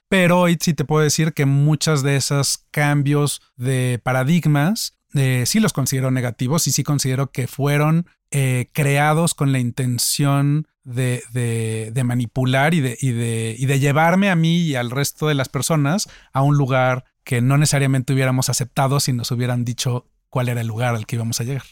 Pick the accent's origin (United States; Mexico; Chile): Mexico; soy mexicano, soy empresario